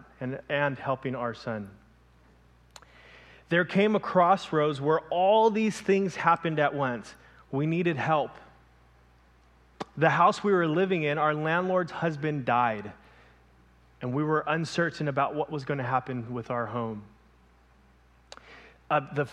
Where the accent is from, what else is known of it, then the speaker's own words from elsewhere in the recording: Los Angeles, California, United States; moved away as an adult; also born or lived in Ventura, California; I come from Los Angeles, born and raised in LA.